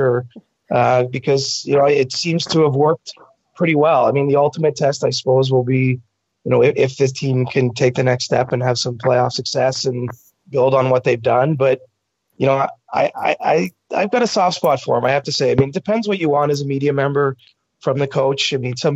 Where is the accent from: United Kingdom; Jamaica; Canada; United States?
Canada; I'm Canadian